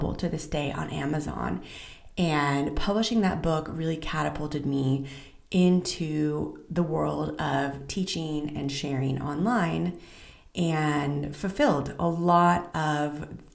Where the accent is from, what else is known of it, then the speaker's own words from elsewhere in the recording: Southern California, United States; moved away as an adult; also born or lived in Central Israel; now in Israel; I'm originally from Southern California, and today I reside in Central Israel